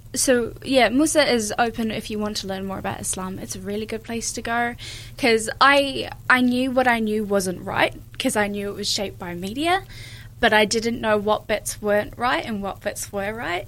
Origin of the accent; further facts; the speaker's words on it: New Zealand; also born or lived in Ireland / England; we lived in England for two years as well before we moved here when I was four. So um, growing up, I, I, have grown up in New Zealand